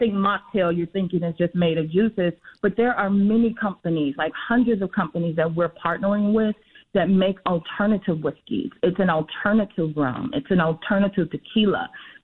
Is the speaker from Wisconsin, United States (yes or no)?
no; Chicago, Illinois, United States; we're Chicagoans born and bred on the South and West sides